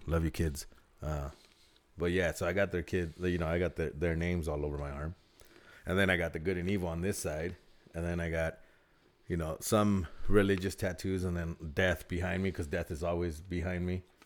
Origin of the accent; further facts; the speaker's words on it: Southern California, United States; I'm from SoCal.